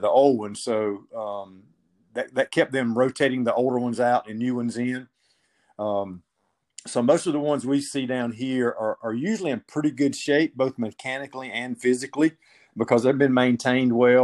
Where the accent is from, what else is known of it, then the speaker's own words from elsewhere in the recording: South Georgia, United States; I located one in my hometown, owned by a local church.